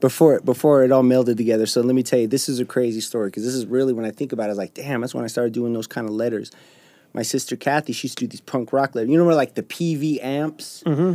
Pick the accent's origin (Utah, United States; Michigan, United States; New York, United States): Utah, United States; West Valley City; I was born at Granger Hospital in West Valley, right there on 35th, and I went to Granger Elementary, went to Valley Junior High